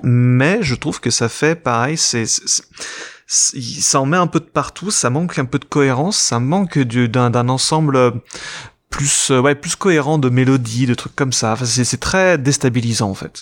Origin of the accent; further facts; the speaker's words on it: France; en tant que Français